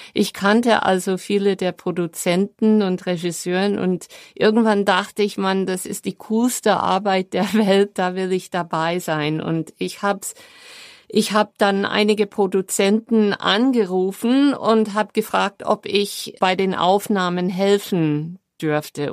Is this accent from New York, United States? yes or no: yes; New York, United States; German is a second language; moved away as an adult; now in Germany; meine New Yorker Mentalität